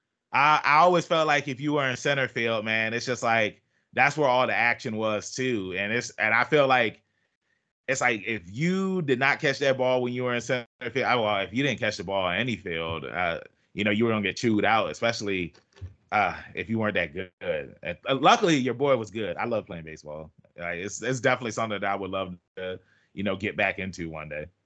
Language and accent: English; Norfolk, Virginia, United States; I'm from Norfolk, Virginia